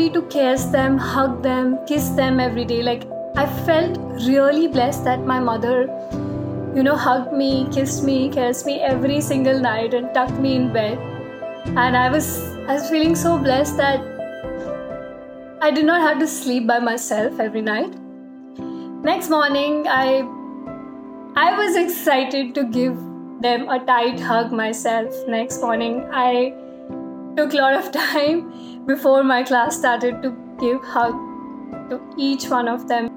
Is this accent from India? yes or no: yes; Delhi, India; moved away; I never hugged my teacher back in a disciplined school in Delhi when I was growing up